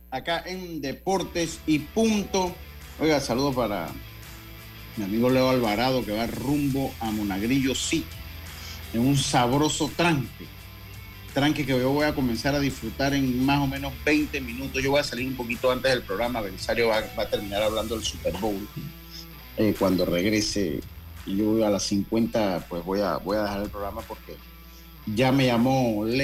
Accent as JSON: {"language": "Spanish", "country": "Dominican Republic", "said": "no, no, somos dominicanos"}